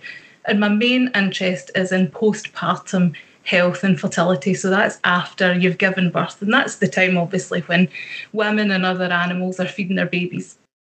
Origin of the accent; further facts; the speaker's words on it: Ayrshire, Scotland, United Kingdom; accent: Ayrshire; if anybody would like me to clarify anything in my lovely Ayrshire accent, I will do so.